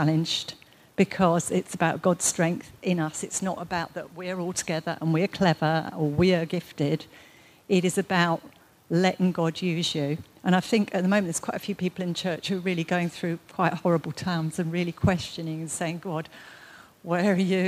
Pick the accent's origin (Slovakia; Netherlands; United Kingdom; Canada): United Kingdom; being British